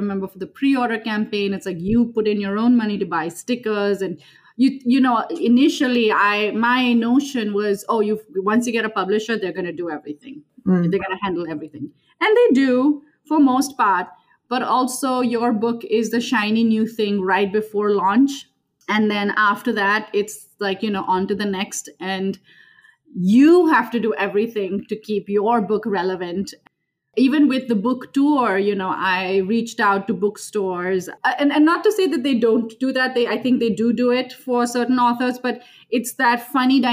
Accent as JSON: {"language": "English", "town": "Mumbai", "region": "Maharashtra", "country": "India", "tie": "born or raised there", "moved": "as an adult", "lives_now": "Minneapolis, United States", "said": "I was born and raised in Mumbai, India, and currently reside in Minneapolis, Minnesota with my husband"}